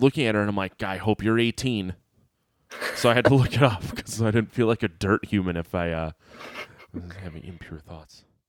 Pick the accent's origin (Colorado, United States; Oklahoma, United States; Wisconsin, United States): Wisconsin, United States; near Milwaukee / Sheboygan area; I grew up near Jeffrey Dahmer.